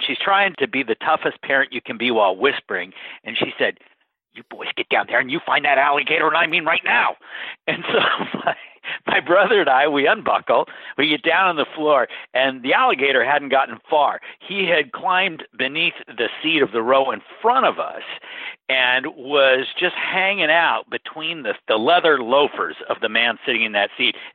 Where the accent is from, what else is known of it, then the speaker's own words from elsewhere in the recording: Bellingham, Washington, United States; also born or lived in Encino, California / Seattle area, Washington; my hometown of Bellingham